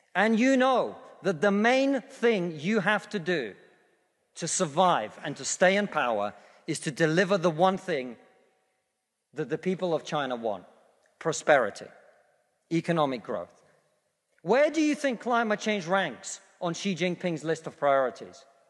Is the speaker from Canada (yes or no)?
no; Russia; now in United Kingdom; I come from Russia, which is not a poor country